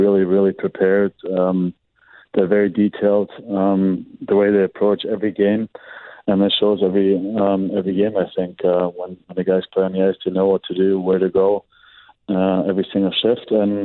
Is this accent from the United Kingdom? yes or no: no; Germany; moved away as an adult; growing up in Germany